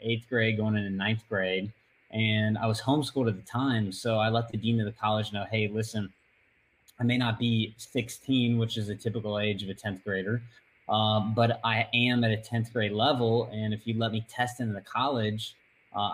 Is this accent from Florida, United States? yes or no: yes; Northwest Florida, United States; I grew up in Northwest Florida, so same place that I still am today